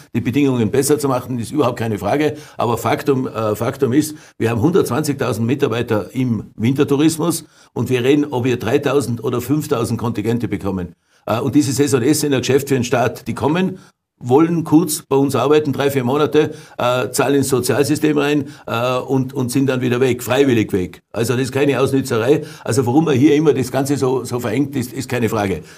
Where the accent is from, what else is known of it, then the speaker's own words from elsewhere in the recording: Tyrol, Austria; als Tiroler